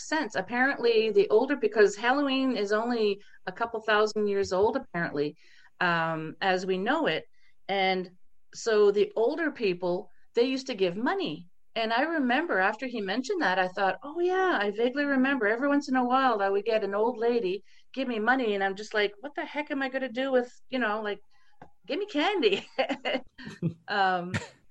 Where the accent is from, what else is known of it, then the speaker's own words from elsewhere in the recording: East Coast of Canada, Canada; being born and raised on the East Coast of Canada